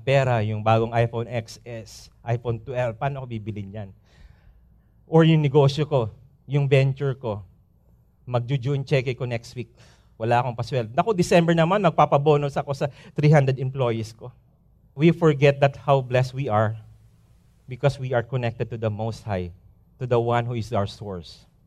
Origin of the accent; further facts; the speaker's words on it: Philippines; moved away as an adult; lilipad kami after two days sa probinsya namin